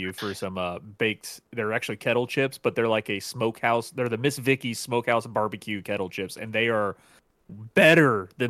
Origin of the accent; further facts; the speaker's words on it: Indiana, United States; now in the South, United States; I grew up in Indiana.